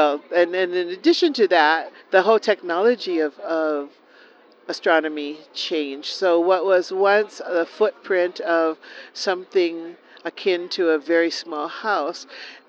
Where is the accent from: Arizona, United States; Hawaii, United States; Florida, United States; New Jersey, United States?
Hawaii, United States; Hilo; I'm from Kaiwiki, which is a district of Hilo on Hawaii Island.